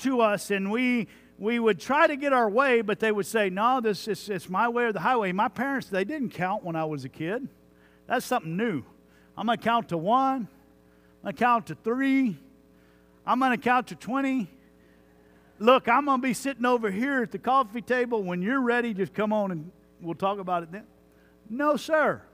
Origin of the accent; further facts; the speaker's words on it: Jones Creek, Texas, United States; I grew up in Jones Creek, Texas